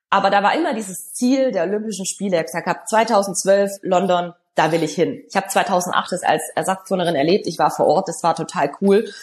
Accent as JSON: {"language": "German", "town": "Stuttgart", "region": "Baden-Württemberg", "country": "Germany", "tie": "born or raised there", "said": "Und wir hatten dann 2007 die Weltmeisterschaft in Stuttgart, das heißt in meiner Heimatstadt."}